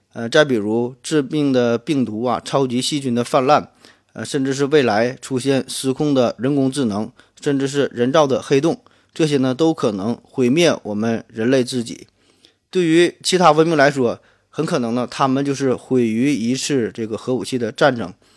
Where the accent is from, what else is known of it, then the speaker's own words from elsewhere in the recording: Shenyang, Liaoning, China; accent: Northeastern; 我呢来自东北沈阳，所以听我的口音呢可能会浓重一些